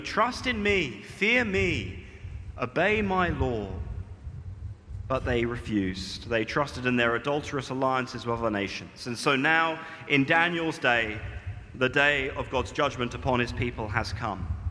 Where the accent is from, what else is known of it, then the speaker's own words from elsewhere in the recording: United Kingdom; moved away as an adult; now in Malaysia; my true identity as a British man